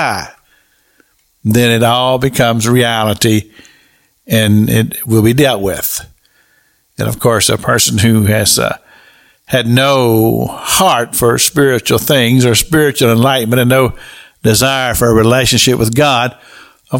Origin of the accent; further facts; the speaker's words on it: Kentucky, United States; I grew up in Kentucky